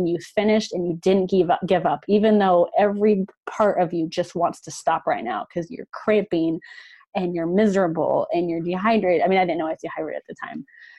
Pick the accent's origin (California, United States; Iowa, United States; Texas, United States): Iowa, United States; also born or lived in Madrid; now in Kansas City, United States; I'm from Iowa. So it's kind of like doing, you know, my home state.